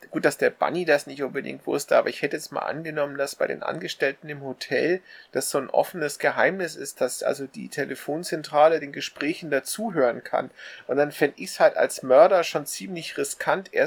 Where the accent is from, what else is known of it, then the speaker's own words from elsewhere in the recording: Germany; Ich bin Deutscher und ich habe von Nelson gehört.